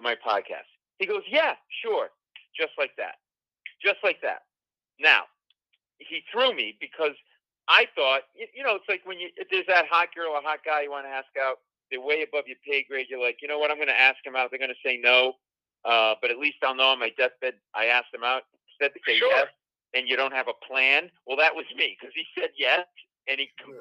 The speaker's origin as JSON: {"language": "English", "town": "Providence", "region": "Rhode Island", "country": "United States", "tie": "born or raised there", "said": "I grew up in Providence, Rhode Island. So as a kid, that's where I grew up"}